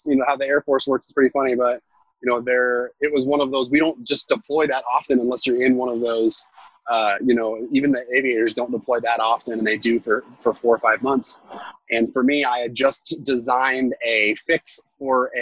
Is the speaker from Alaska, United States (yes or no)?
yes; Alaska, United States; We're from Alaska